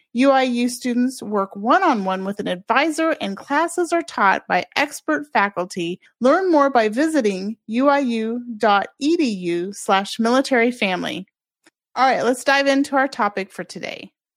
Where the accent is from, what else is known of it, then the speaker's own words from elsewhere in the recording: Kansas, United States; moved away as an adult; also born or lived in Oahu, Hawaii; my home state of Kansas